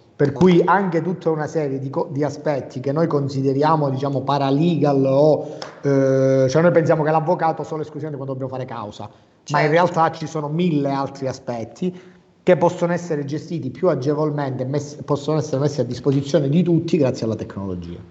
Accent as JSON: {"language": "Italian", "town": "Cosenza", "region": "Calabria", "country": "Italy", "tie": "born or raised there", "said": "io sono originario calabrese di Cosenza, quindi di una città piccola"}